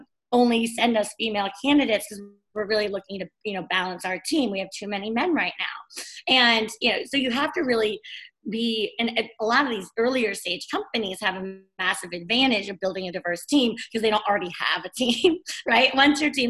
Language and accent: English; Bay Area, California, United States; I'm from California. I grew up in the Bay Area